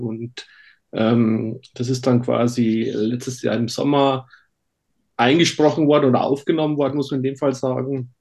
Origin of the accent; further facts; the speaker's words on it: Bavarian Forest, Germany; accent: Bavarian; now in near Stuttgart, Germany; ich bin im Bayerischen Wald aufgewachsen und ah, äh, okay. äh, spreche daher immer noch ein bisschen äh, bayerisch mit.